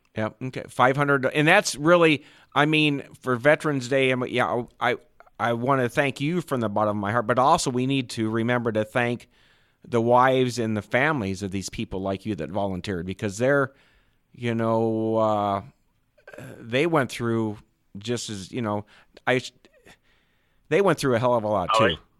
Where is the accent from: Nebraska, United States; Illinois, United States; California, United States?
Nebraska, United States; Ashland; I grew up in Ashland, Nebraska.